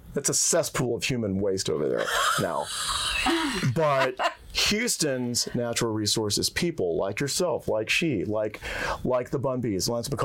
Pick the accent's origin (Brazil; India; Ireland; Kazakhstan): India; I'm the Indian guy who's bad at math.